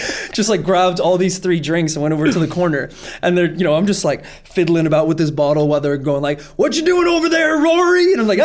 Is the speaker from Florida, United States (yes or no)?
no; Savannah, Georgia, United States; I'm from Savannah.